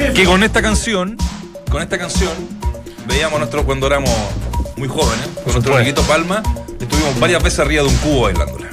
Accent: Chile; los que somos chilenos

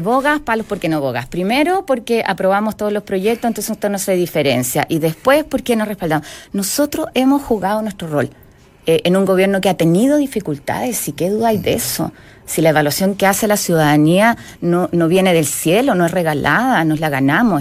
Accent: Magallanes and Chilean Antarctica, Chile; yo soy magallánica, soy porfiada, tengo el gen croata

